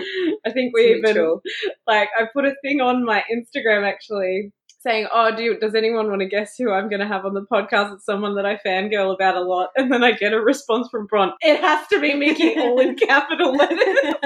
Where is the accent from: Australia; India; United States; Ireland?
Australia; Victoria; moved away; because I grew up in Victoria, we had rainy days all the time.